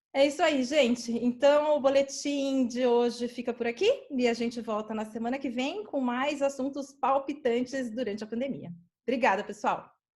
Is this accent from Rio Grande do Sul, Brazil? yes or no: no; São Paulo, Brazil; a dona da loja onde eu cresci, que é a minha mãe, né? Dona Alice, é, Tem um comércio aqui na Zona Sul de São Paulo